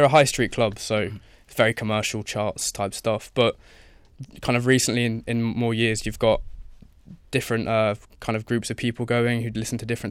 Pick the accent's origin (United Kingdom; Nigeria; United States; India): United Kingdom; Leicester, East Midlands; I'm from Leicester